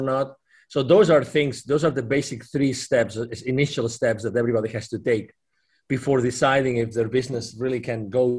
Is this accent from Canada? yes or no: no; Barcelona, Catalonia, Spain; also born or lived in Dallas, Texas; I'm originally from Spain, from Barcelona, but I lived in Dallas, Texas. I've lived in 8 different countries in my life.